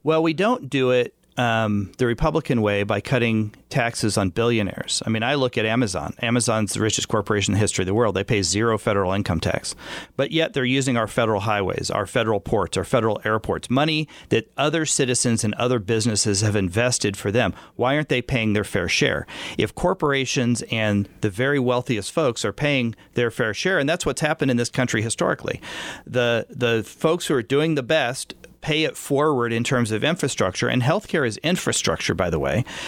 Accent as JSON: {"language": "English", "area": "Wyandotte County", "region": "Kansas", "country": "United States", "said": "I'm from Wyandotte"}